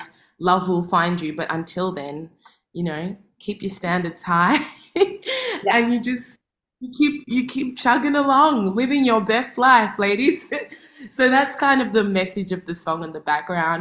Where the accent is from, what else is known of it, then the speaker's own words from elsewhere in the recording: Melbourne, Victoria, Australia; I'm from Melbourne